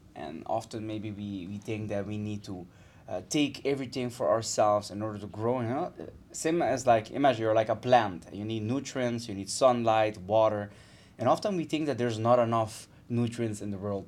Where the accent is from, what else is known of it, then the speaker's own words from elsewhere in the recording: Aruba; moved away as an adult; also born or lived in Netherlands; now in Barcelona, Spain; I am originally from Aruba, it's tiny, uh, tiny, beautiful island in the Caribbean. This is where I, I grew